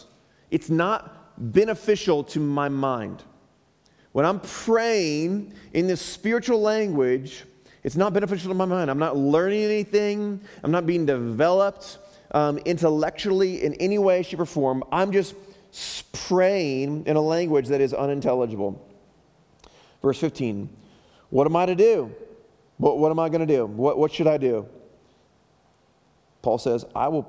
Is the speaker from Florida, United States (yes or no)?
no; Chicago, Illinois, United States; moved away; back in Chicago where I'm from